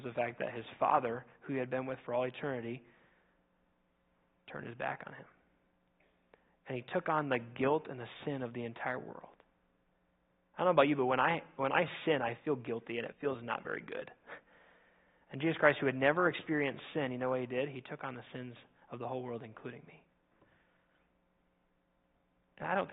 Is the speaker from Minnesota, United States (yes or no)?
yes; Minnesota, United States; now in Indiana, United States; I grew up in Minnesota.